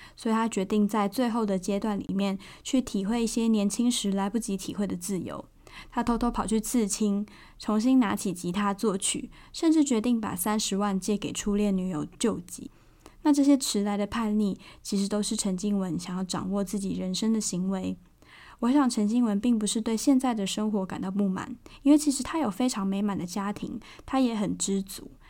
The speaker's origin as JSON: {"language": "Chinese", "region": "Tainan", "country": "Taiwan", "said": "身为台南人的我"}